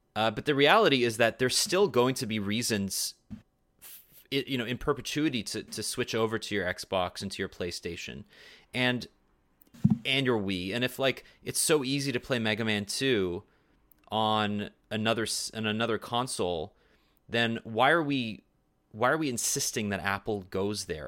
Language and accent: English; Canada; Canadians don't have access to Amazon, so we don't have Prime TV